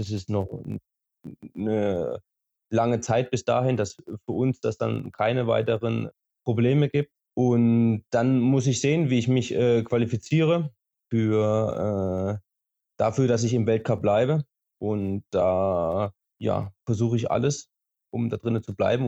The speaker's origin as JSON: {"language": "German", "town": "Schleusingen", "region": "Thuringia", "country": "Germany", "tie": "born or raised there", "lives_now": "Oberhof, Germany", "said": "Gebürtig komme ich aus Schleusing, das liegt eine halbe Stunde entfernt von Oberhof"}